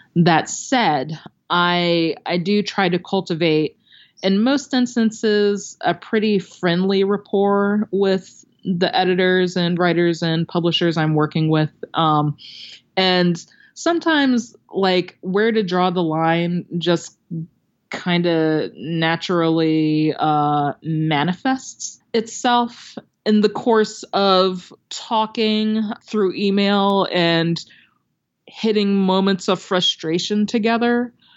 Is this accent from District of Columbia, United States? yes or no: no; Maryland, United States; now in Los Angeles, United States; I live in Los Angeles, but I'm from Maryland and I would, uh, go visit some old teachers and librarians and read for kids at, you know, my old school